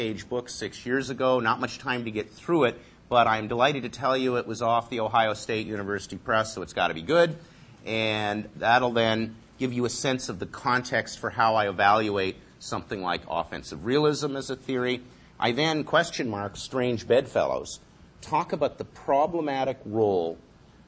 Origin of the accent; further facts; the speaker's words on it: London, Ontario, Canada; growing up in London, Ontario, across the lake